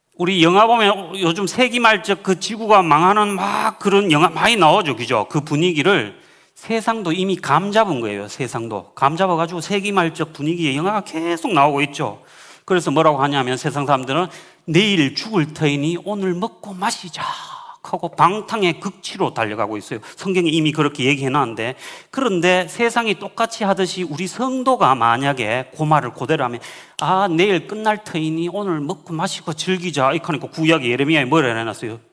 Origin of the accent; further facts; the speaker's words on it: Uiseong, North Gyeongsang, South Korea; moved away; also born or lived in Laos / Reading, United Kingdom; 시골 살았거든요. 경북 저는 의성 사람이었는데